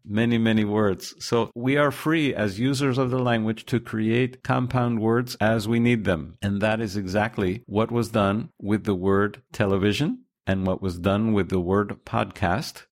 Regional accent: United States; I'm from the United States

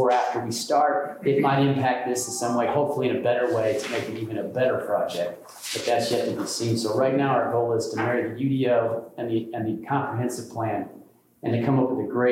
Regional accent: Ellisville, United States; I went to Edgewood, I grew up in Ellisville.

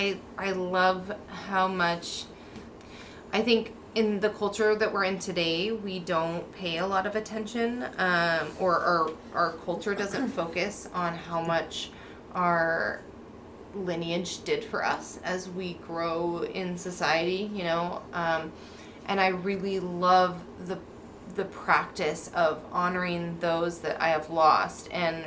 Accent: Pacific Northwest, United States; Because I've been born and raised in the Pacific Northwest

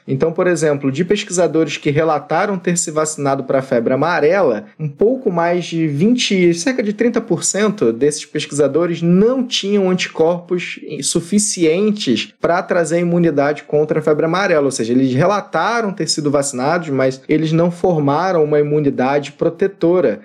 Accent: Rio de Janeiro, Brazil; Eu, por exemplo, sou do Rio de Janeiro

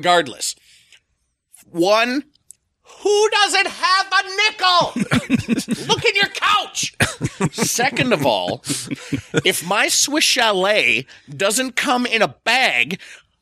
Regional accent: Canada; As a Canadian actor, I have a day job

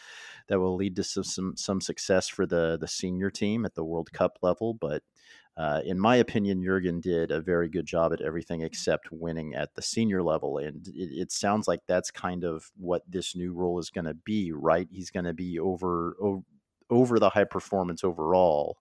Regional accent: Oklahoma, United States; moved away; I'm from Oklahoma

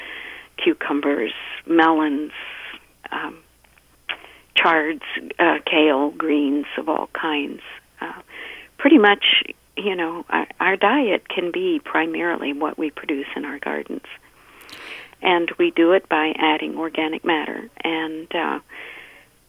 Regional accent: United States; moved away as an adult; also born or lived in Virginia / Maryland; now in Minnesota, United States; I grew up back east in Maryland and Virginia. And that's why I know I still have a little bit of an accent

